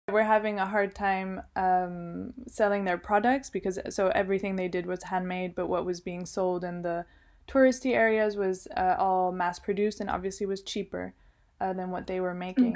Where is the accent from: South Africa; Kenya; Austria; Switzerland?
Switzerland; Geneva; also born or lived in Colombia (ancestry) / United States (ancestry) / Milan, Italy / London, United Kingdom; now in Ritoma, China; I grew up in Geneva, Switzerland